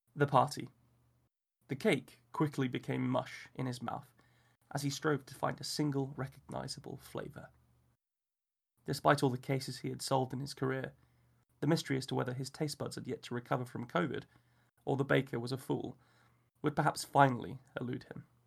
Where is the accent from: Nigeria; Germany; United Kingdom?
United Kingdom; England; as an Englishman